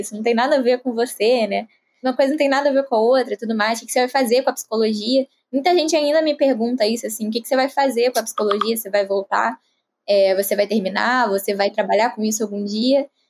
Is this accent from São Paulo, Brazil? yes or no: no; Rio de Janeiro, Brazil; eu tenho 20 anos, sou aqui do Rio de Janeiro também